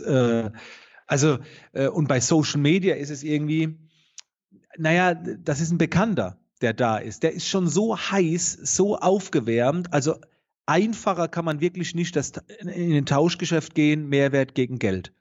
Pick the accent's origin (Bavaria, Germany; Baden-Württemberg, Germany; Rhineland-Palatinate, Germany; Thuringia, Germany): Baden-Württemberg, Germany; near Heidelberg-Mannheim; man hört es. Ich komme aus der Nähe von Heidelberg-Mannheim